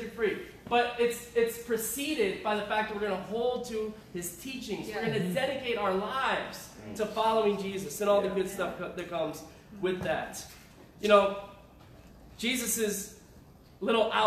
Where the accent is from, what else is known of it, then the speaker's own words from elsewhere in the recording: Syracuse, New York, United States; moved away; also born or lived in Riverside, California; I grew up in Syracuse.